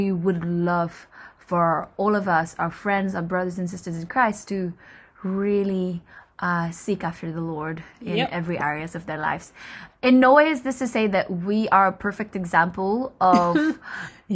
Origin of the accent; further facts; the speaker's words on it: Indonesia; moved away as an adult; now in United Kingdom; Indonesia. And I came to the UK about 5 years ago, nearly